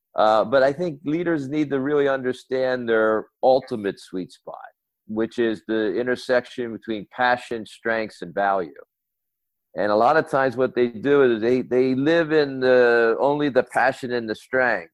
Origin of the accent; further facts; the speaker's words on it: United States; moved away as an adult; my home country, the US